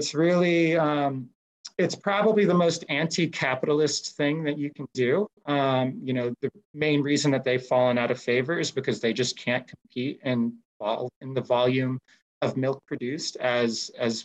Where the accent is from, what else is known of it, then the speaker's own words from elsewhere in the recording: United States; my home country